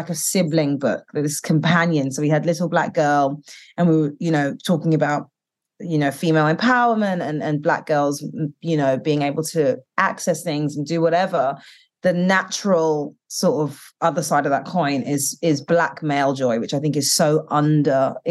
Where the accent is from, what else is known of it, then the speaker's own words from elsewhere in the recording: United Kingdom; now in United States; growing up in the UK and being Black British and Caribbean, and then coming here